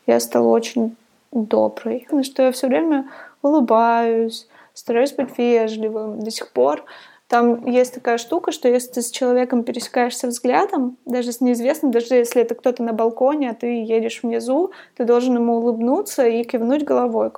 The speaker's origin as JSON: {"language": "Russian", "town": "Divnogorsk", "region": "Krasnoyarsk Krai", "country": "Russia", "tie": "born or raised there", "moved": "as an adult", "lives_now": "Thailand", "said": "Я жила в Красноярске. Я родилась в Дальногорске. Это очень маленький город рядом с Красноярском."}